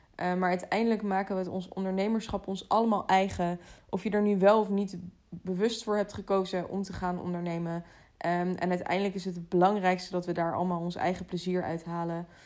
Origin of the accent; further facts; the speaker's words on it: The Hague, South Holland, Netherlands; in Den Haag, waar ik vandaan kom